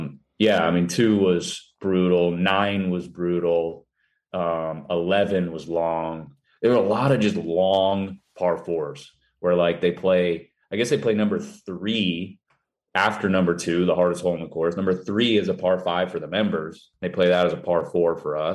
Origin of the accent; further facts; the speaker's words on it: Vero Beach, Florida, United States; also born or lived in Edina, Minnesota; I was born in Minnesota, born in Edina, and I moved to Vero Beach, Florida when I was like five